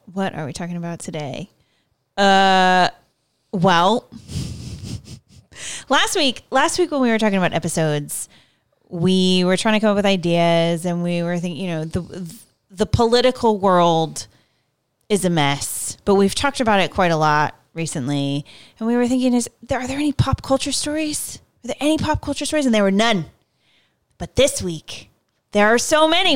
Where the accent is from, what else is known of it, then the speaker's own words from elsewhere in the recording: United States; I, I'm American